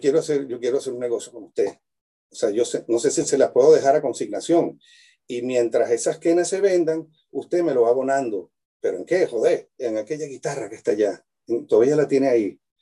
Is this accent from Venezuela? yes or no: yes; Venezuela; moved away as an adult; also born or lived in Mérida, Venezuela / Cremona, Italy / Europe; now in Chile; yo nací en Venezuela